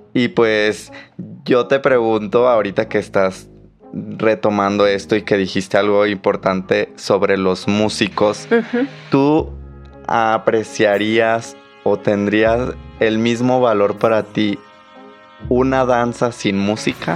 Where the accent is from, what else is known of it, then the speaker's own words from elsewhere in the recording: Mexico; somos todos los mexicanos